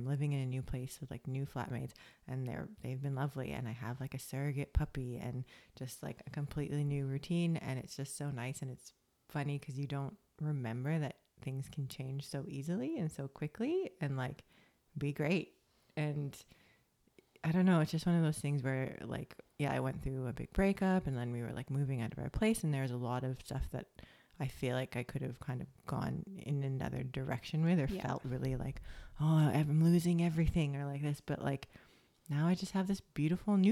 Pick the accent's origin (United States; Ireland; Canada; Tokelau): Canada; moved away as an adult; now in Australia; that's my like Canadian pessimistic side